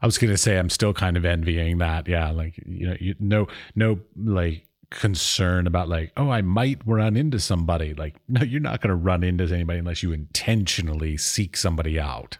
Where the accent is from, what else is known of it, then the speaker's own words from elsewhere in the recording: United States; now in Czech Republic; I'm from America